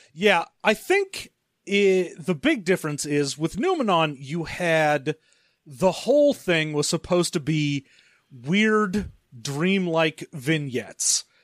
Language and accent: English; California, United States; as a Californian